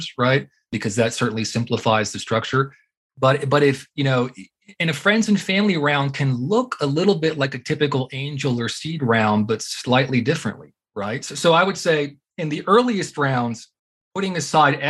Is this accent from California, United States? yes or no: no; Houston, Texas, United States; moved away as an adult; also born or lived in Austin, Texas / Massachusetts; now in Colorado, United States; I grew up in Houston